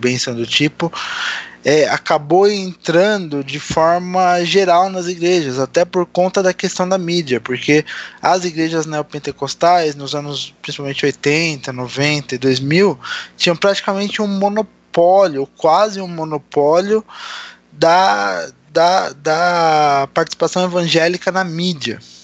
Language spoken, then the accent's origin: Portuguese; Santo André, São Paulo, Brazil; Eu também sou do segundo subdistrito